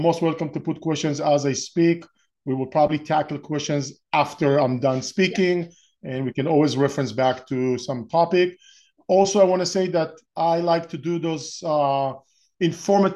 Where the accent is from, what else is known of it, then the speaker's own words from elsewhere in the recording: Israel; moved away as an adult; now in Orange County, United States; I'm originally from Israel. I was born and raised in Israel and spent my first 30 years or so in Israel